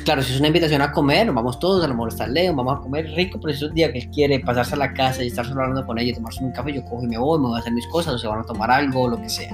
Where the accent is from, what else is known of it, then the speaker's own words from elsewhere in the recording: Colombia; now in Germany; no dejo de ser tan colombiano